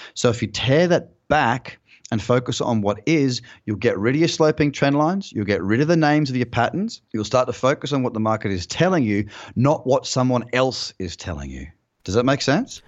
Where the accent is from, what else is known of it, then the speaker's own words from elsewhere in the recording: Noosa Heads, Queensland, Australia; also born or lived in London; now in Bondi Beach, Australia; a place called Noosa Heads, which is where I'm from